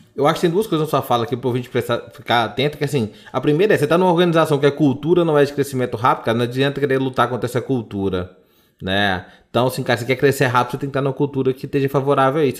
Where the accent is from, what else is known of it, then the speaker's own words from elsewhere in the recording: Sete Lagoas, Minas Gerais, Brazil; Eu sou de Sete Lagoas